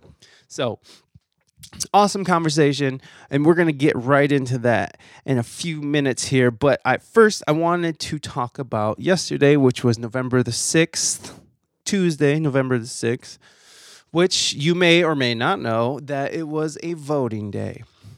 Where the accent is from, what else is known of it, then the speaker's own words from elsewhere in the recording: Northwest Ohio / Southeast Michigan, United States; I'm very happy to be from Michigan. I know I say I'm from Ohio, but I grew up partly in Michigan. and in Ohio. So basically Northwest Ohio, Southeast Michigan area I am from. I am from both.